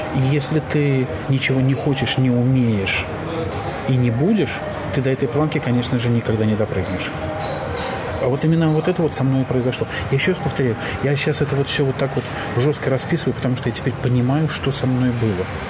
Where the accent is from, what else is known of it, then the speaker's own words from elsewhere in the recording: Belarus; moved away as an adult; now in Germany; в той стране, в которой я родился и жил, а я белорус